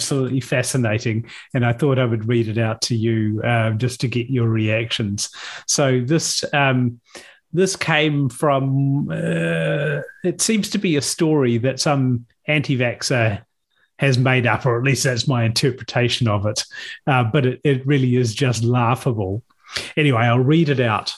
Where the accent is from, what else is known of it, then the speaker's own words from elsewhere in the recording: New Zealand; the born and bred Kiwi on the podcast